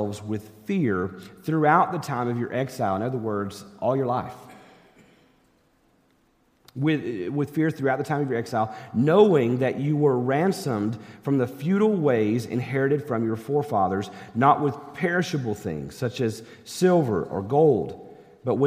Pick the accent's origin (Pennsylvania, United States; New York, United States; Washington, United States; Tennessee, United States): Tennessee, United States; East; I grew up in East Tennessee, and I grew up going fishing in the rivers of East Tennessee with my dad